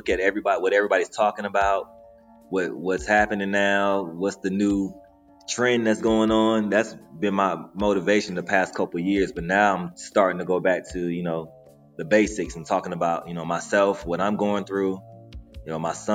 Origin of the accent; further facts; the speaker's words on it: Lorain, Ohio, United States; moved away as an adult; now in Atlanta, United States; I'm actually from Lorain, Ohio. That's a little city outside of Cleveland